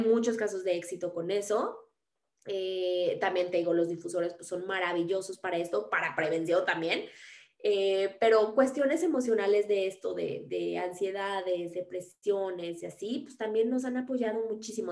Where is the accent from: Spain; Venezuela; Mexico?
Mexico; also born or lived in Mexico City